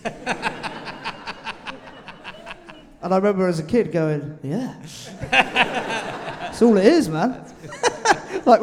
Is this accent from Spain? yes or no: no; London, United Kingdom; I grew up in Streatham